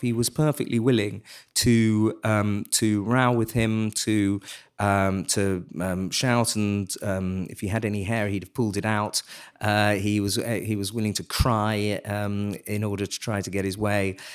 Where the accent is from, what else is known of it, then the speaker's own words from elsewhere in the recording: England, United Kingdom; as an Englishman